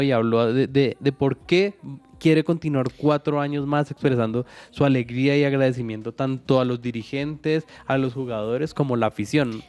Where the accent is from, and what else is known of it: Colombia